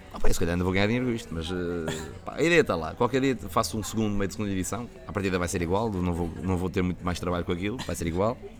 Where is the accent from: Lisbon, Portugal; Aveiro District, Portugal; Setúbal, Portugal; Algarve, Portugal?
Aveiro District, Portugal; Santa Maria da Feira; tenho que fazer isso na minha terra, tenho que fazer isso na Santa Maria da Feira com os meus amigos